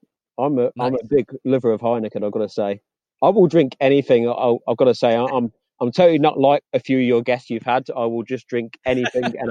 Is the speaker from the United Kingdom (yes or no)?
yes; Redditch, West Midlands, United Kingdom; my hometown, Redditch